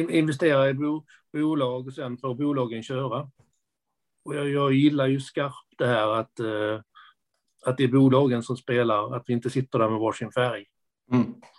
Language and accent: Swedish; Skåne, Sweden; accent: Skånska; also born or lived in Lund / Enköping; jag pratar skånska. Ja. Det, det, skånska pratar jag nog för att jag bor i Lund. Jag har bott i Skåne i princip hela mitt liv